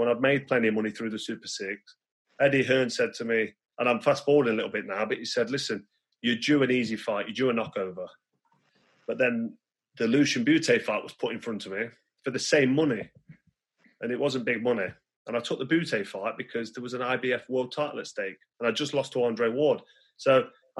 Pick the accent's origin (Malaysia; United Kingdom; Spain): United Kingdom; England; my hometown